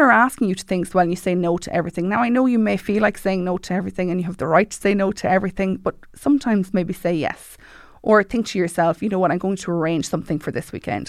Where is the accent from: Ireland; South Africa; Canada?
Ireland; Mullingar, Leinster; I joined recently Hardy Book Studio in Mullingar 'cause I'm from Mullingar